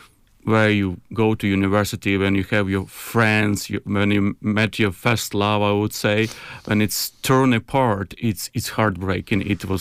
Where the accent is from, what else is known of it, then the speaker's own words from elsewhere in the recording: Kyiv, Ukraine; moved away as an adult; now in Cambridge, United Kingdom; I'm originally from Kyiv, from a capital.